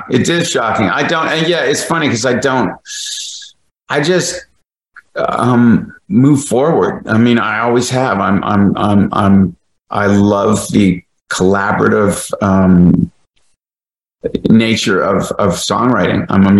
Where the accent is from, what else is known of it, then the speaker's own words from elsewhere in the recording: Kingston, Ontario, Canada; the Mike McCluskey character was based on a guy I grew up with in Kingston